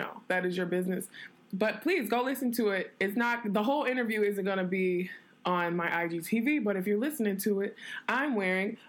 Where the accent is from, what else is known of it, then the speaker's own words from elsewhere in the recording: New York, United States; also born or lived in Detroit; now in Los Angeles, United States; I'm from New York, and I'm an artist.